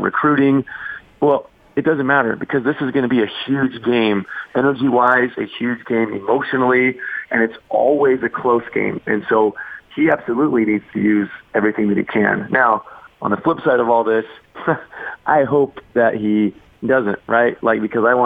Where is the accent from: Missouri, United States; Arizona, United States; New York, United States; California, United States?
Arizona, United States; moved away; I grew up in Arizona.